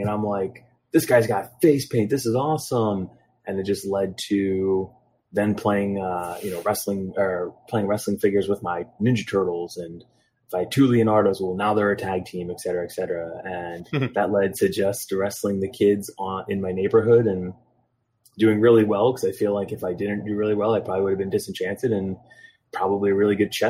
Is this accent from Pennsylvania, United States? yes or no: yes; Philadelphia, Pennsylvania, United States; I'm from Philadelphia